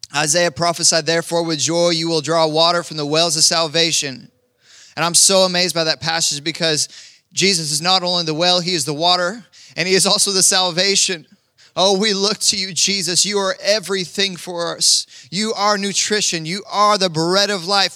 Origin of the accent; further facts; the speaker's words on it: Kansas, United States; moved away; I'm from Kansas